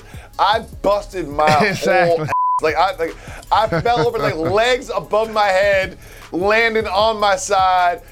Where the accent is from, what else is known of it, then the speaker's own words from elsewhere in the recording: New York, United States; as part of being a New Yorker